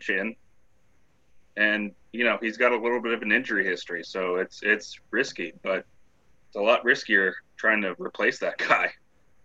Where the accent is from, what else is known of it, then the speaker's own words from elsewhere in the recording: Washington, United States; growing up in Washington